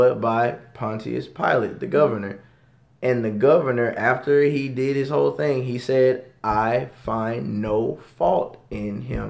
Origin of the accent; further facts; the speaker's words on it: Dallas, Texas, United States; I'm from Oak Cliff